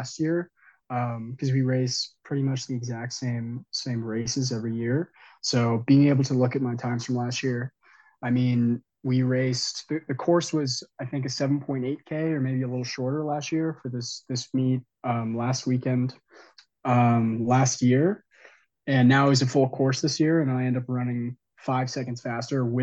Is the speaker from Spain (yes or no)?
no; Claremont, California, United States; moved away as an adult; now in Colorado Springs, United States; I'm actually from Claremont, California